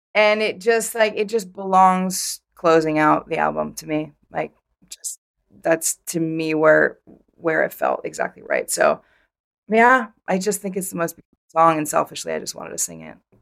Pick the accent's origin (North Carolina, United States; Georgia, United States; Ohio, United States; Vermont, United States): Vermont, United States; I grew up in Vermont